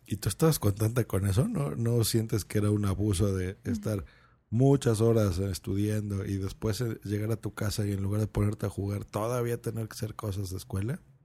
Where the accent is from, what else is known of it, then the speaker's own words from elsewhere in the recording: Lerma, State of Mexico, Mexico; cuando yo era niño, yo vivía en una población que se llamaba Lerma, eso es en el Estado de México